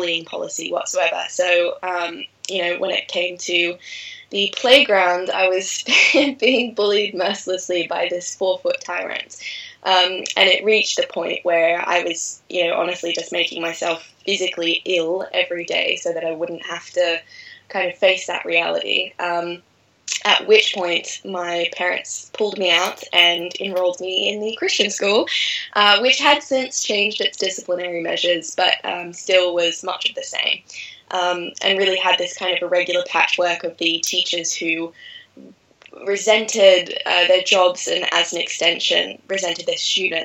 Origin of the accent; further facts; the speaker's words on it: Australia; moved away; also born or lived in Bali, Indonesia / France; I was fortunate enough to grow up in rural Australia, right on the coast